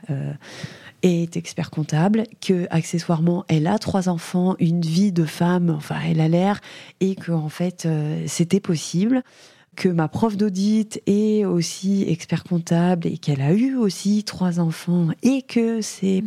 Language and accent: French; Langres, Grand Est, France; j'ai grandi à Langres